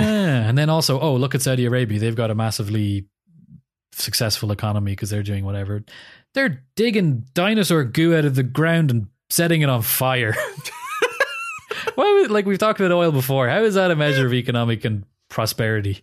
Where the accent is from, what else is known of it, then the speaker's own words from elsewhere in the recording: Ireland; as an Irish person